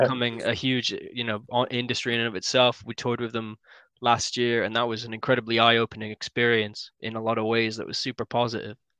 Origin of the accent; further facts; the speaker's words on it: Yorkshire and the Humber, United Kingdom; I'm from West Yorkshire